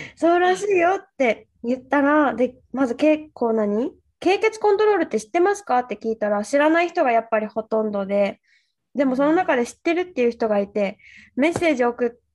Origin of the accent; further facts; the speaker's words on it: Okinawa, Japan; 私が沖縄出身ってなって